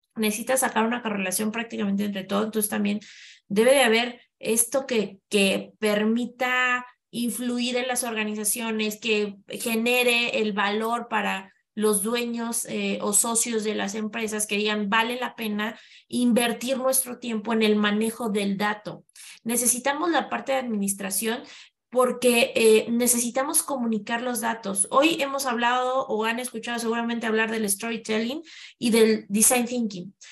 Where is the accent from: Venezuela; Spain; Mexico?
Mexico